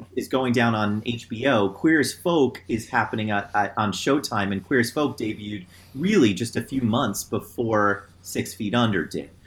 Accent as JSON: {"language": "English", "region": "New Jersey", "country": "United States", "moved": "yes", "lives_now": "Cleveland, United States", "said": "I'm from New Jersey"}